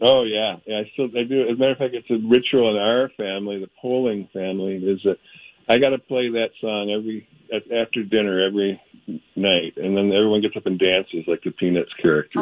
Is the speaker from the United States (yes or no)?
yes; Midwest, United States; we grew up in the Midwest where it actually really is dark and cold